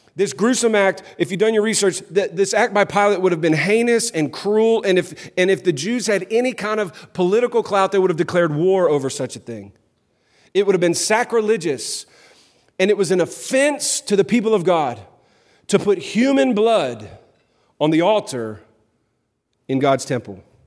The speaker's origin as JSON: {"language": "English", "town": "New Orleans", "region": "Louisiana", "country": "United States", "moved": "yes", "lives_now": "Clarksville, United States", "said": "I'm from New Orleans originally"}